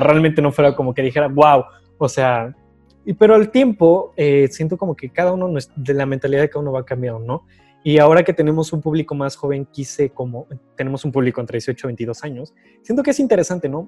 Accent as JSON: {"language": "Spanish", "town": "Tequisquiapan", "region": "Querétaro", "country": "Mexico", "said": "somos de Tequisquiapan"}